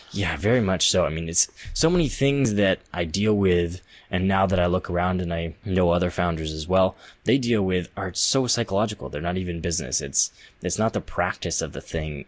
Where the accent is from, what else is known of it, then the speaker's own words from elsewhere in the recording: Central Valley, California, United States; I was growing up in the Central Valley in California